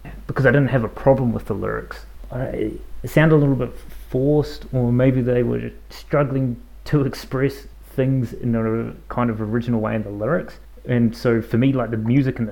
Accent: New Zealand; accent: New Zealand; my New Zealand accent

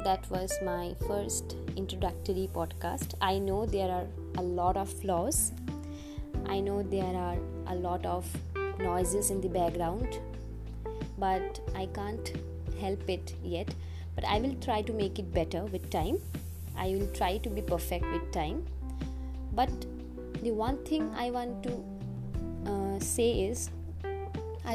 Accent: India; from India

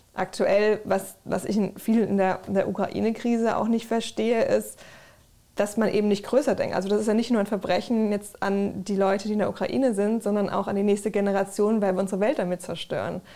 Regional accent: Germany; so aufgewachsen in Deutschland, Europa

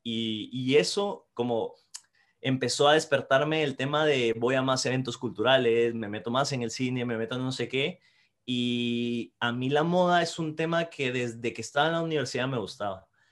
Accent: Guatemala; now in Madrid, Spain; soy guatemalteco y trabajo como copy en David, Madrid

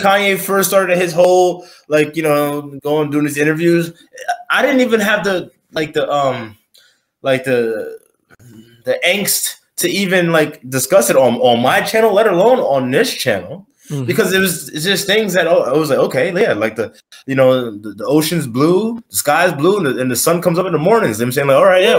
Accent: New York City, New York, United States; I'm from Brooklyn.

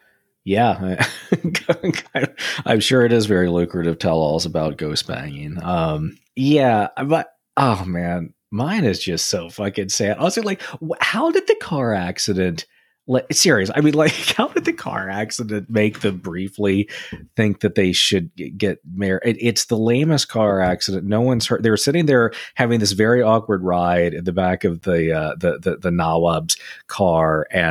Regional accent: United Kingdom; I'm British. I couldn't possibly, you know.

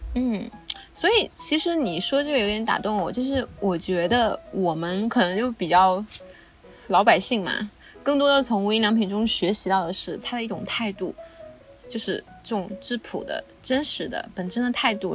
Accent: China; 我们是中国人

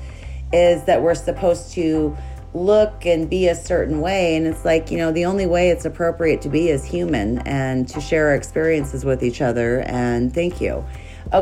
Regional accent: Montana, United States; I grew up in Montana.

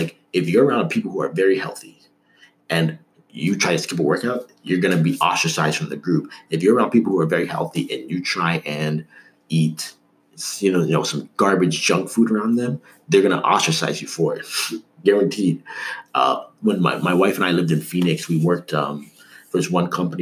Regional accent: Toronto, Ontario, Canada; also born or lived in Markham; someone growing up in Toronto who had decided that he wanted to live in the States

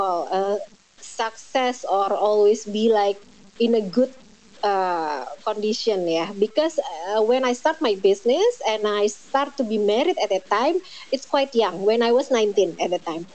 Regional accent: Indonesia; I'm from Indonesia

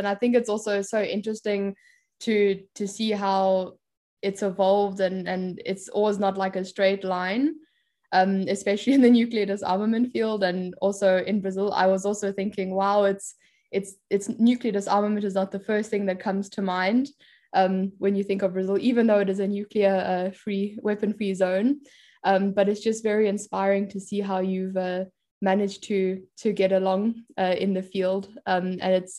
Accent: South Africa; growing up in South Africa that also gave up their nuclear weapons

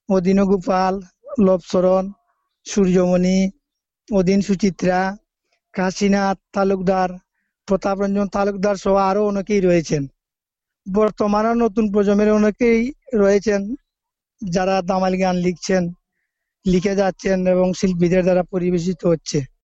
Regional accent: Sreemangal, Sylhet Division, Bangladesh; আমার বাড়ি বাংলাদেশের সিলেট বিভাগের মৌলভীবাজার জেলার শ্রীমঙ্গল উপজেলার রোস্তমপুর গ্রামে

